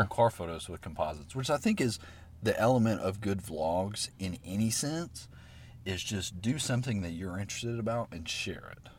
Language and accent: English; Alabaster, Alabama, United States; me growing up in Alabaster, Alabama